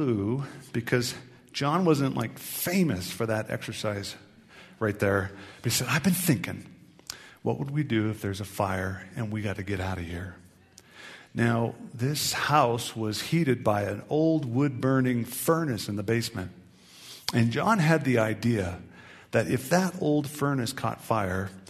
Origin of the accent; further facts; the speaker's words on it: Tacoma, Washington, United States; I grew up in Western Washington, Tacoma, Seattle area